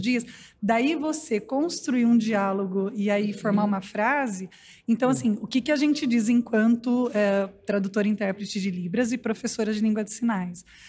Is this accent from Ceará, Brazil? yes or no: no; Paulínia, São Paulo, Brazil; nós somos de Pauline